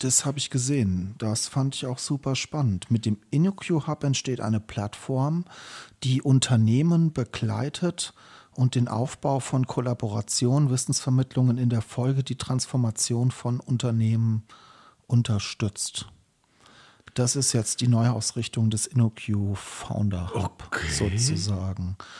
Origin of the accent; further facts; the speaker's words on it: Schlüchtern, Hesse, Germany; ich bin aufgewachsen in Schlüchtern